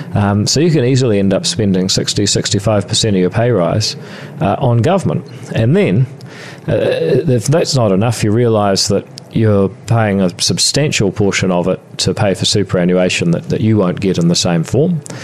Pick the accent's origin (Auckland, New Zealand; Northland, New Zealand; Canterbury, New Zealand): Northland, New Zealand; Whangarei; also born or lived in Palmerston North; I was born in Palmerston North, and um, about the same time as I learned to walk, I also left there and um, went to moved to Whangarei